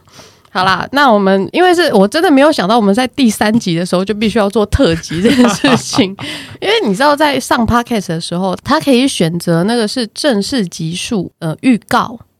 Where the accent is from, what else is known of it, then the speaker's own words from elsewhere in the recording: Taipei, Taiwan; 我们家是台北人